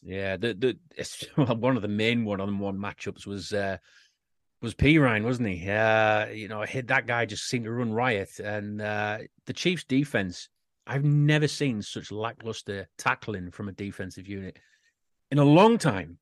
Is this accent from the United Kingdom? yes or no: yes; United Kingdom; We, us Brits